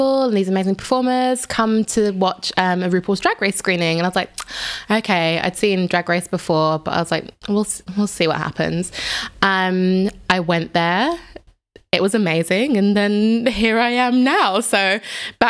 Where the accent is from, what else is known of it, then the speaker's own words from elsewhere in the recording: London, United Kingdom; moved away as an adult; also born or lived in south of England / Switzerland; now in Berlin, Germany; I'm from London in England, but I'm also from the south of England because I live between the two